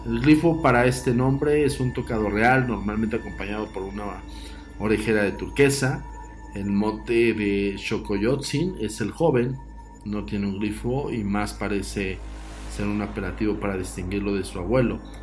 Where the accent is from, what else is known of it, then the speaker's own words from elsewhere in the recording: Mexico; me considero nacionalista y mexicano